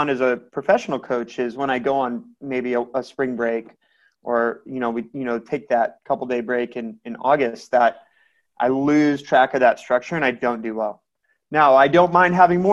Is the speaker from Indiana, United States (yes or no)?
yes; Elkhart, Indiana, United States; now in Carmel, United States; I'm from Elkhart